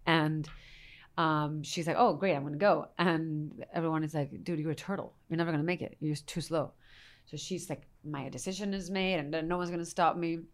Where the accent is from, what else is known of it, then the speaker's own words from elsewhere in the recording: Spain; moved away; I'm Spanish from Spain